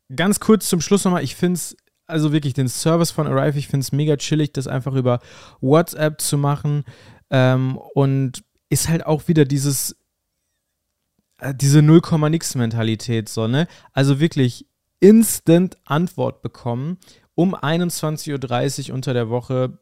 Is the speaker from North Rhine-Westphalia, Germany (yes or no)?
yes; North Rhine-Westphalia, Germany; hier bei uns in NRW